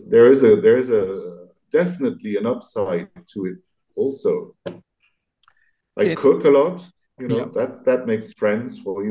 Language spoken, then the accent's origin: English; Paris, Île-de-France, France; accent: Parisian; English is a second language; When I go to Vietnam, I love speaking with my Parisian accent.